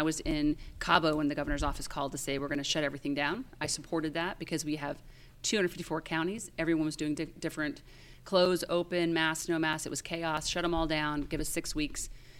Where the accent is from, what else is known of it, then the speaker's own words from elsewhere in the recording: Connecticut, United States; now in Texas, United States; I'm from Connecticut.